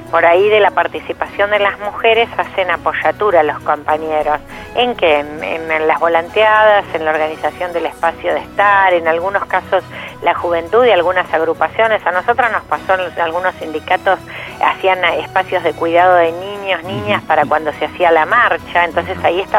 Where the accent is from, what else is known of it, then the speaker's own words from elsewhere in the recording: La Plata, Buenos Aires Province, Argentina; Yo además soy platense